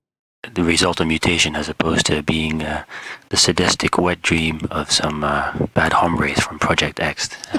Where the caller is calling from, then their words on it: London, United Kingdom; I'm calling from London in England.